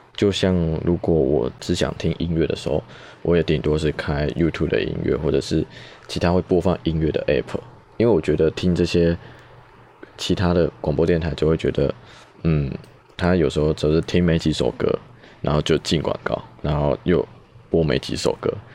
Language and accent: Chinese; New Taipei, Taiwan; also born or lived in Chiayi / Tainan / Taichung; 我在嘉义出生，在台南长大，小时候比较熟悉的生活圈都是在北台南。那幼稚园后就在新北跟台北就学